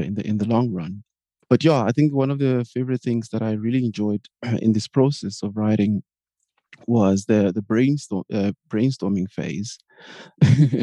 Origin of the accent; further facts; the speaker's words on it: South Africa; now in Berlin, Germany; I am a South African living in Berlin, Germany